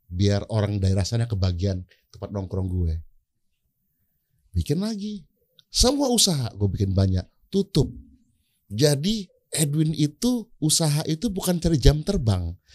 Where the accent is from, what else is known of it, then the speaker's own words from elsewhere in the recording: Aceh, Indonesia; Gue bilang, gue ini orang Aceh, orang harus tahu gue orang Aceh, gue harus buka makanan Aceh.